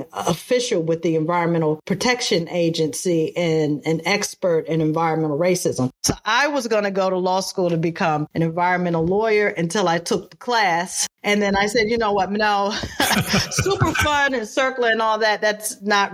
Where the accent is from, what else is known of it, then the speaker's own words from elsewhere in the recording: Prince George's County, Maryland, United States; I was raised in Prince George's County, Maryland, which is right outside of Washington, D.C.